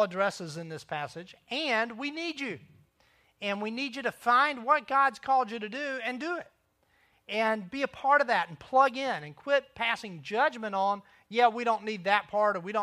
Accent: Myrtle Beach, South Carolina, United States; I'm a local. I grew up in Myrtle Beach

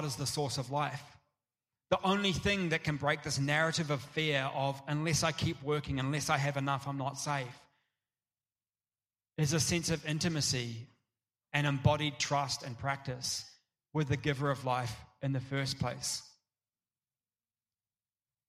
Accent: Tauranga, Bay of Plenty, New Zealand; moved away; I grew up in Tauranga, which has got this amazing surf beach

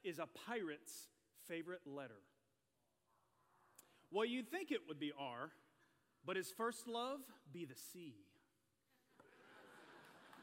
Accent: Chesnee, South Carolina, United States; I grew up in Chesney, South Carolina, which is about 3 hours west of here.

